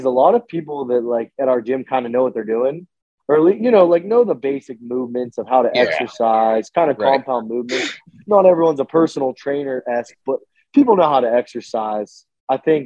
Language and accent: English; a small town in Pennsylvania, United States; I'm from a small town in Pennsylvania